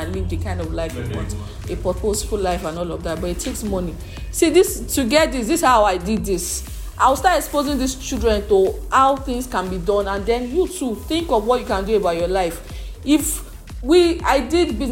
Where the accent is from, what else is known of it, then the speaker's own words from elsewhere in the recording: Lagos, Nigeria; I grew up in Lagos all my life, Lagos.